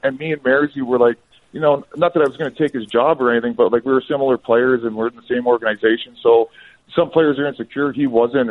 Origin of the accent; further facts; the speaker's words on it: Sault Ste. Marie, Ontario, Canada; I was from Sault Ste. Marie, so we played for the Greyhounds